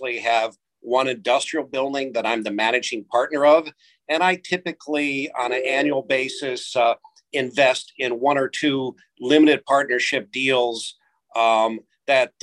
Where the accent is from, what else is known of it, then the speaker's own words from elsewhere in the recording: Midwest, United States; now in New Jersey, United States; being a Midwesterner